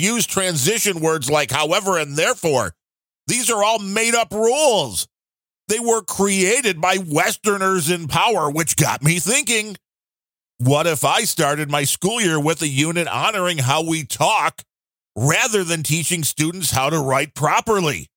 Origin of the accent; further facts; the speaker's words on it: United States; I'm an American.